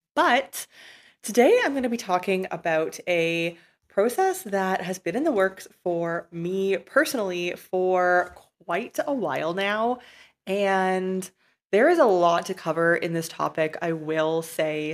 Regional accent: Canada; moved away as an adult; I was a resident and a tax resident of my home country of Canada.

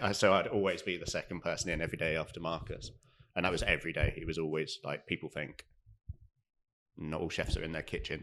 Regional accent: Devon, South West England, United Kingdom; also born or lived in London; now in Cardiff, United Kingdom; I'm from Devon, so I'd done the odd like summer jobs down there

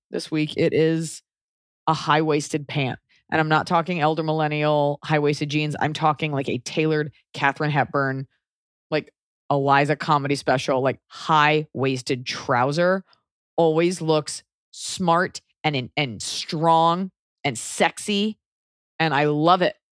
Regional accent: United States; now in Los Angeles, United States; being an American

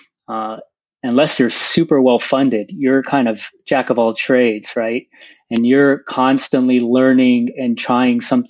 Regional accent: San Diego, California, United States; I grew up in San Diego

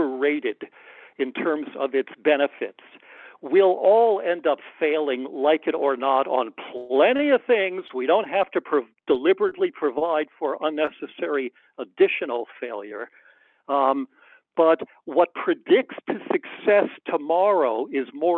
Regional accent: United States; I'm an American

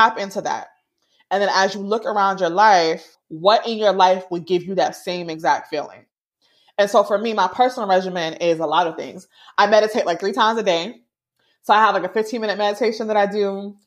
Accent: Jamaica; I'm Jamaican

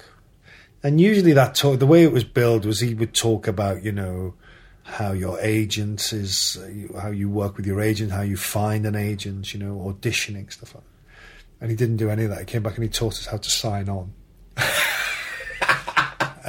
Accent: Liverpool, North West England, United Kingdom; moved away; back in my hometown

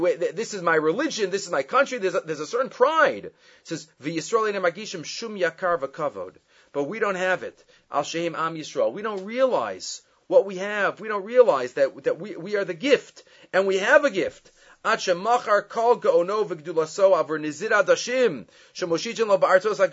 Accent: United States; I'm also an American

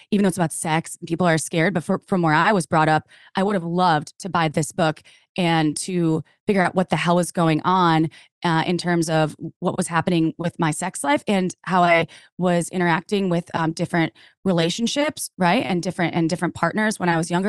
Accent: Wisconsin, United States; moved away; I came from the Midwest, from Wisconsin, and very conservative

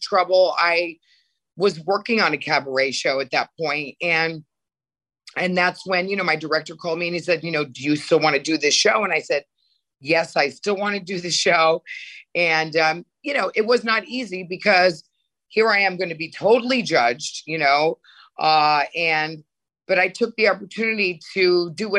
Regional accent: Connecticut, United States; moved away as an adult; also born or lived in New York / Europe; I grew up in Connecticut

